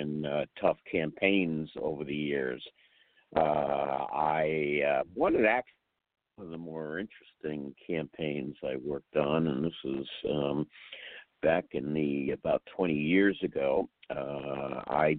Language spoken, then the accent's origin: English; Rhode Island, United States; When I was a kid, I grew up in Rhode Island.